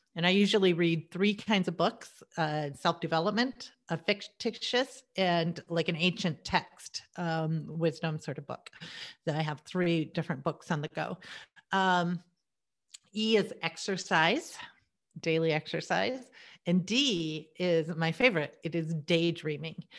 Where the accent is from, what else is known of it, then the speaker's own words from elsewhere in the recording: United States; I was born in America.